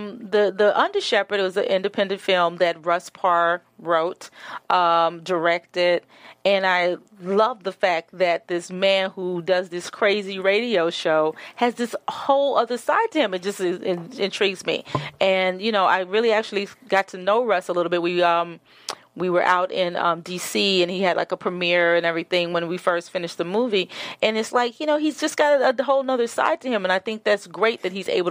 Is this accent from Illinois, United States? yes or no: no; Memphis, Tennessee, United States; Born and raised in Memphis